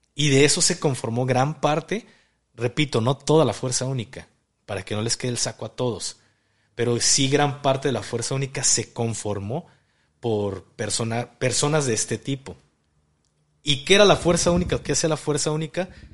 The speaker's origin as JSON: {"language": "Spanish", "country": "Mexico", "said": "como mexicanos"}